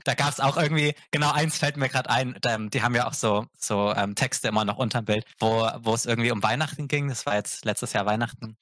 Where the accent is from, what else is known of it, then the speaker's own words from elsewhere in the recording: Augsburg, Bavaria, Germany; moved away; also born or lived in near Cologne, North Rhine-Westphalia; weil ich in Bayern, also in Augsburg, nicht wirklich warm geworden bin